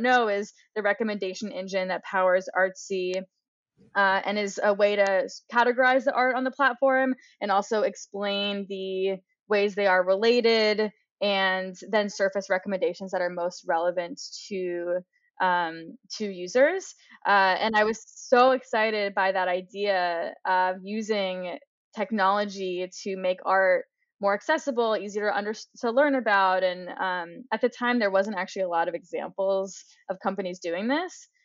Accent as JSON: {"language": "English", "region": "New York", "country": "United States", "tie": "born or raised there", "moved": "as an adult", "lives_now": "Boulder, United States", "said": "I grew up in New York, access to, you know, some of the best art museums in the world"}